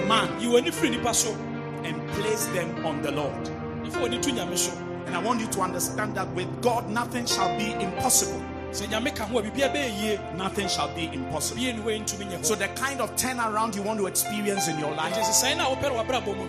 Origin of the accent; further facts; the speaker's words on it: Keta, Volta, Ghana; I come from Keta in the Volta region